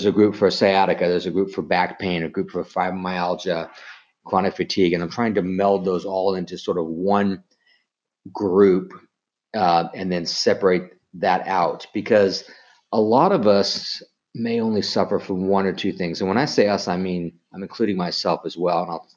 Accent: Colorado, United States; I grew up in Colorado

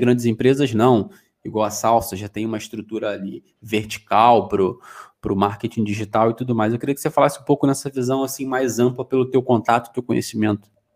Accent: Rio de Janeiro, Brazil; moved away as an adult; now in Portugal; Sou lá do Rio de Janeiro, sou da Rural. E é, vim para Portugal há dois anos atrás

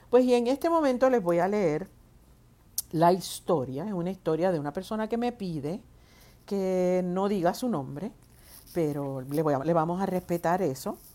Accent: San Lorenzo, Puerto Rico; Soy parte del Club Amigos de Etnita aquí en Puerto Rico. Soy de San Lorenzo.

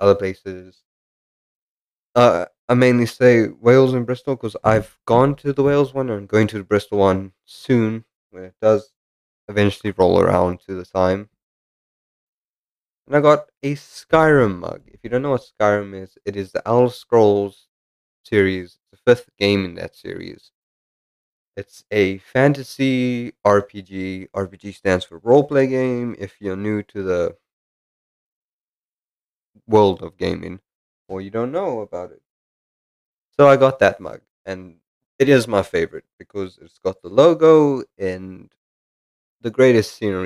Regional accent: South Africa; moved away as an adult; now in United Kingdom; I'm South African and I moved to the United Kingdom.

